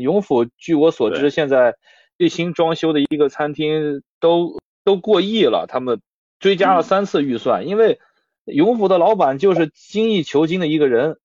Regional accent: northern China, China; 作为北方人

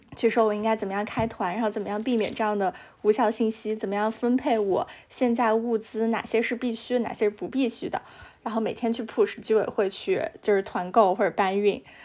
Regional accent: Kunming, Yunnan, China; now in Shanghai, China; 因为我是昆明的嘛

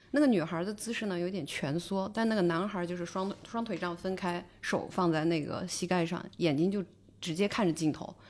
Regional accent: Northwest China, China; 我是西北人啊

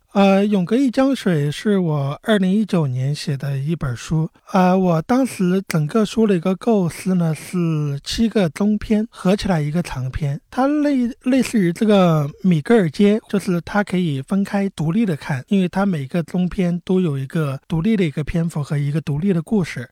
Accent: Wuxue, Hubei, China; now in Beijing, China; 但你整个家族都是我们本地五血人

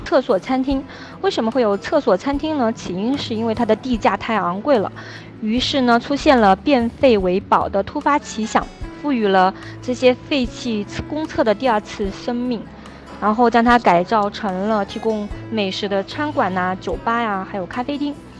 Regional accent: Shanghai, China; 我来自于中国的上海

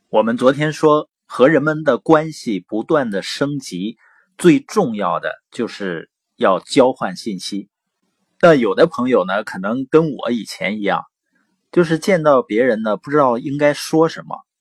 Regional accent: Baoqing, Heilongjiang, China; also born or lived in Boli County, Heilongjiang; 我是黑龙江，从小呢是生在宝清县，啊，我父母 呢是知边青年，所以在农场出生，然后长大

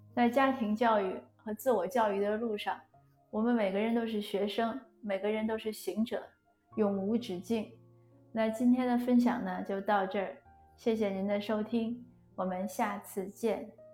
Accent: China; 我们中国人都很尊老爱幼

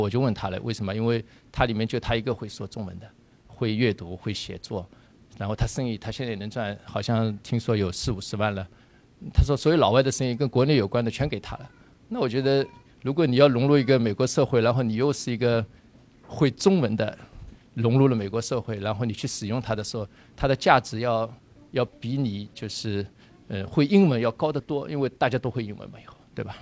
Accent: Shanghai, China; moved away as an adult; 我们在来自上海

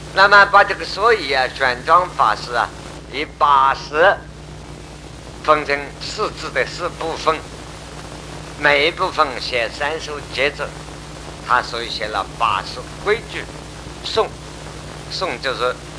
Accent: China; 我们中国人

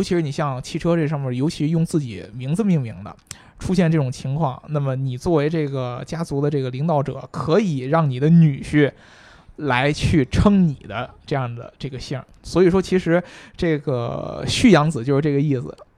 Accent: China; 就像我们中国人就叫倒插门女婿

